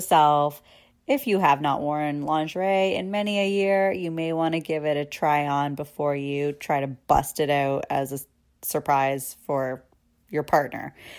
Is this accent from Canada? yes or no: yes; Canada; as a Canadian